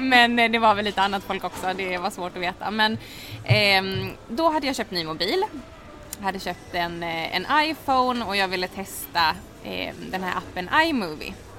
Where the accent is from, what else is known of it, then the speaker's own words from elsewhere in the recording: Halmstad, Halland County, Sweden; moved away as an adult; also born or lived in Oslo, Norway; now in Stockholm, Sweden; är född och uppvuxen i Halmstad